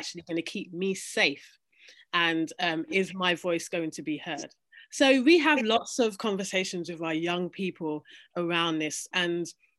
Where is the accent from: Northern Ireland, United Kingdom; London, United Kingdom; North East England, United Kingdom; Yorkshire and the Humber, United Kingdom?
London, United Kingdom; myself growing up in London